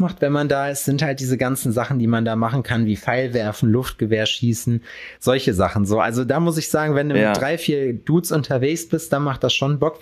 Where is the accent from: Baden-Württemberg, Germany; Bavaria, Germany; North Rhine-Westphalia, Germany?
North Rhine-Westphalia, Germany; hometown near Lüdenscheid; in meiner Heimatstadt oder daneben in Lüdenscheid